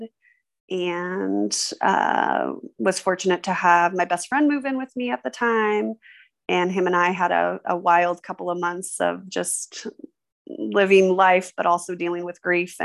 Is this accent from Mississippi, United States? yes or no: no; Missoula, Montana, United States; I was born in Missoula, Montana